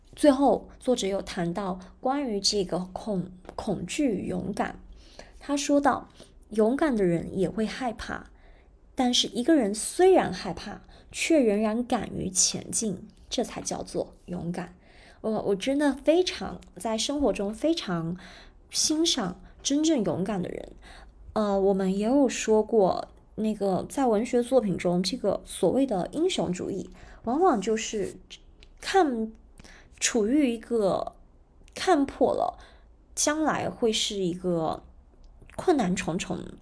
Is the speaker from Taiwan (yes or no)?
no; China; 那我觉得这一点我们中国人的习惯，理财习惯还是比较好的